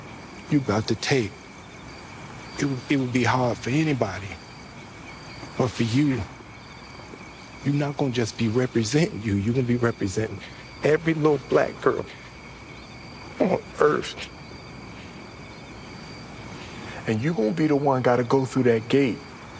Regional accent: Shreveport, Louisiana, United States; When I was a little boy, I grew up in Shreveport.

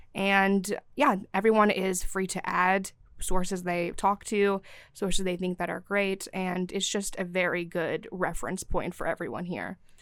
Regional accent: Syria; now in Athens, United States; I'm from Syria

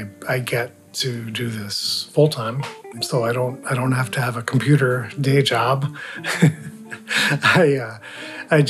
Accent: Rhode Island, United States; also born or lived in New York / St. Paul, Minnesota; now in Grand Portage, United States; I was born in New York and raised in Rhode Island. Moved to St. Paul in 1970. Moved up to Grand Portage here in 2000

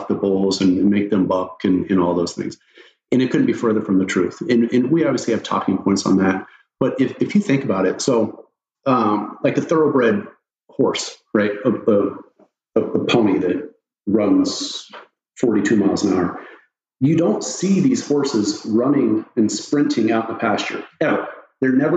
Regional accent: Eastern Oregon, United States; I grew up in Eastern Oregon, small town, ranching and bull riding

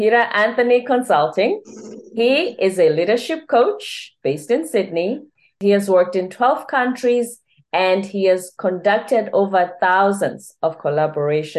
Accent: Durban, KwaZulu-Natal, South Africa; moved away; also born or lived in Chicago; I hail from Durban, which is on the Indian Ocean of South Africa

